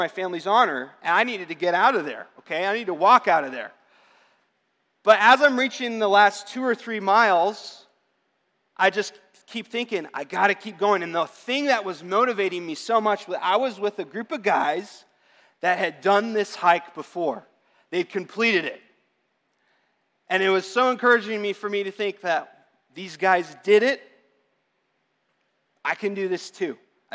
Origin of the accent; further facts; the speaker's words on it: Arizona, United States; I'm born and raised in Arizona.